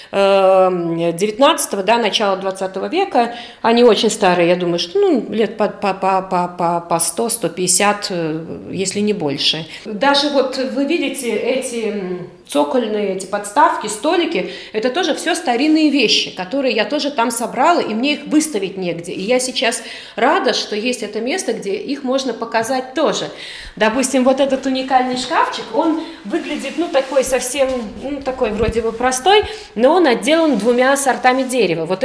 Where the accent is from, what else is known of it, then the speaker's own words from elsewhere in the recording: Indra, Krāslava Municipality, Latvia; born there; я родилась в Индорской волости. Бабушка приехала первой.